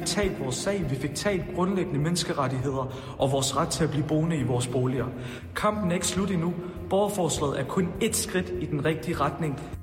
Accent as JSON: {"language": "Danish", "town": "Odense", "region": "Southern Denmark", "country": "Denmark", "tie": "born or raised there", "said": "Jeg er jo som sagt født og opvokset i Voldsmose"}